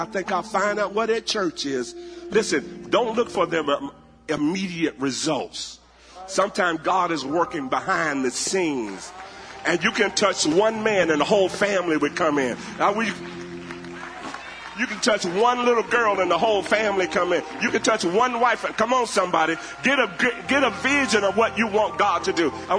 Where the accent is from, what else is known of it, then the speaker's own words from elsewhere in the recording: Alabama, United States; I'm from Alabama. I don't know nothing about y'all.